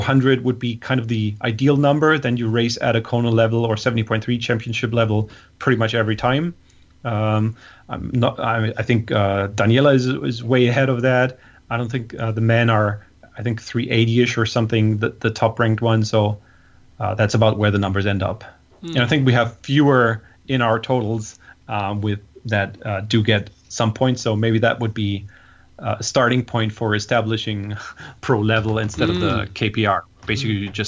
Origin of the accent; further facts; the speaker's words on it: Hamburg, Germany; in Hamburg in my hometown